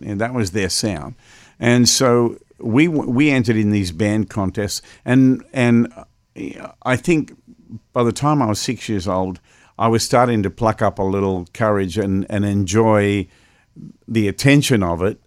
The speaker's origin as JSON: {"language": "English", "town": "Melbourne", "region": "Victoria", "country": "Australia", "tie": "born or raised there", "said": "I was playing in my hometown of Melbourne, Australia."}